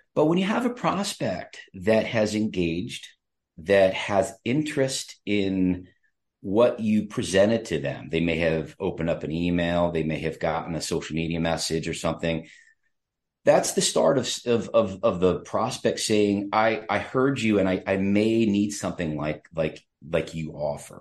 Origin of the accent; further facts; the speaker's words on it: State College, Pennsylvania, United States; I'm from State College